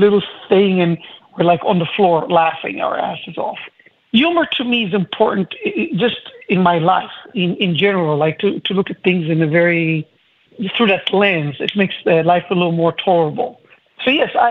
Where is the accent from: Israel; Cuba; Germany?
Israel; moved away; I'm originally from Israel.